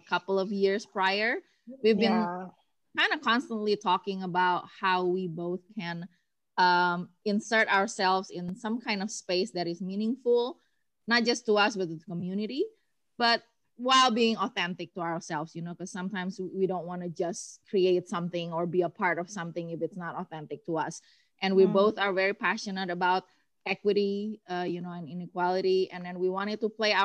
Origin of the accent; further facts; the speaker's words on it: Bandung, West Java, Indonesia; moved away as an adult; now in Atlanta, United States; So originally in Indo, I come from Bandung